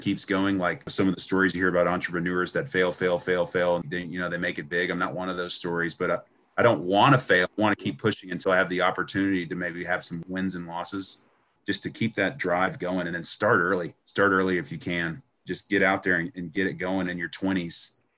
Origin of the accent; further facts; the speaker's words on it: Houston, Texas, United States; I went to Stratford High School in West Houston